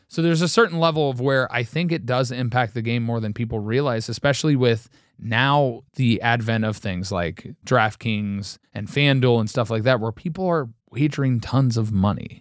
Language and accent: English; Cincinnati, Ohio, United States; we grew up in Cincinnati